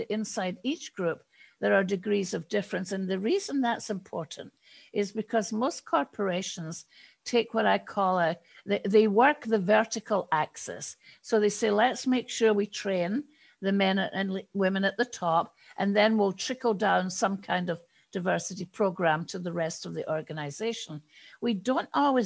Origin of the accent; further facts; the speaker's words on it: United Kingdom; now in United States; I am British, even although I live in the States.